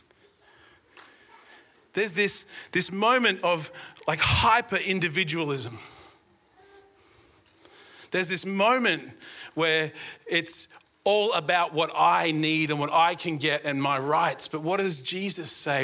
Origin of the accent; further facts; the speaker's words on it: Brisbane, Queensland, Australia; I grew up in Brisbane